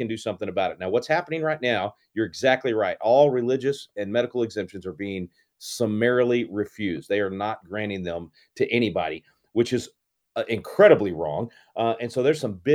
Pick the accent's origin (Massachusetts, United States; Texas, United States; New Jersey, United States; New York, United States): Texas, United States; Wylie; I'm from Wiley, brother. Went to high school in Wiley